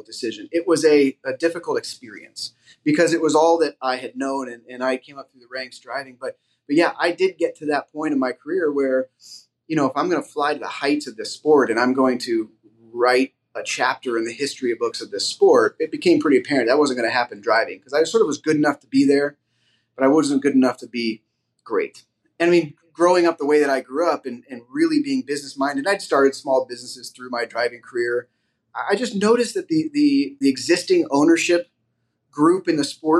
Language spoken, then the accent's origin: English; Silicon Valley, California, United States; also born or lived in St. Louis, Missouri; I grew up in the Silicon Valley